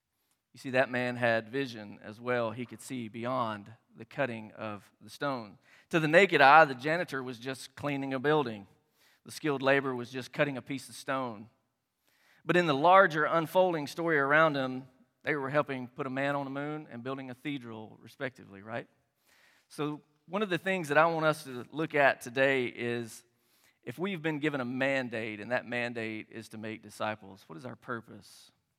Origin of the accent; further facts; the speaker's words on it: Tennessee, United States; I was born and raised in Tennessee